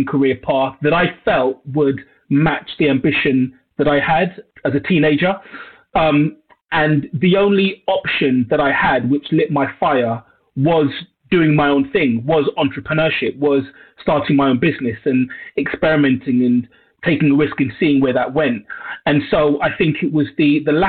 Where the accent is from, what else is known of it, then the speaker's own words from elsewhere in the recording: London, United Kingdom; I was born and raised in Northwest London, a borough called Brent.